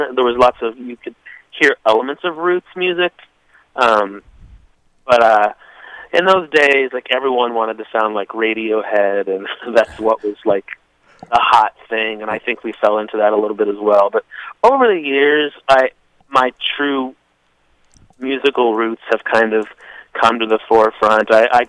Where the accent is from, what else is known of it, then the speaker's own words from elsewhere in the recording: Evansville, Indiana, United States; moved away as an adult; now in Nashville, United States; I grew up in Evansville, Indiana